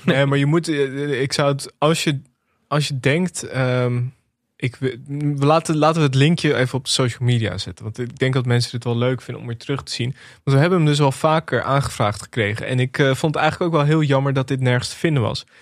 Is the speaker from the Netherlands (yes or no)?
yes; Netherlands; als Nederlanders